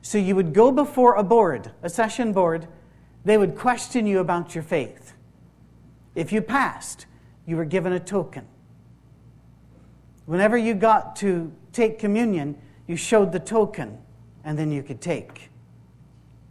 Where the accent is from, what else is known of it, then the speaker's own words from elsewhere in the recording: Isle of Skye, Scotland, United Kingdom; I'm from the Isle of Skye, that's the west of Scotland as well.